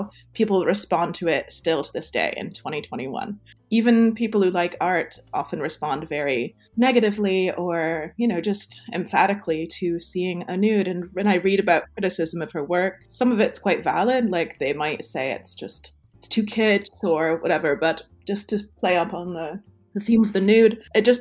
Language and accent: English; United States; moved away; also born or lived in Toronto, Canada / Montreal, Canada; as an American